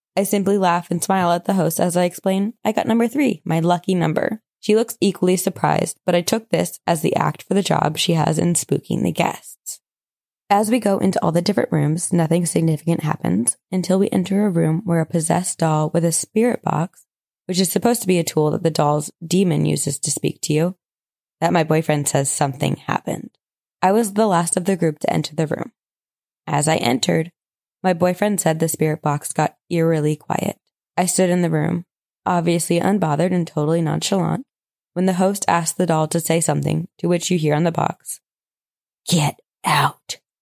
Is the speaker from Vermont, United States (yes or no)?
yes; Vermont, United States; I'm a loser from Vermont.